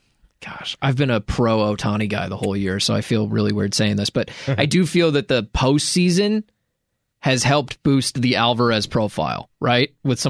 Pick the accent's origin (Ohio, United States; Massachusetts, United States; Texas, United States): Texas, United States; Dallas; moved away; I grew up in Dallas.